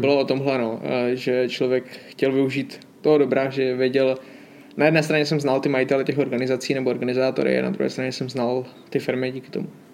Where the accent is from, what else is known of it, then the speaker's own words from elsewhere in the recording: Hodonín District, South Moravian Region, Czechia; na Hodonínsku, odkud pocházím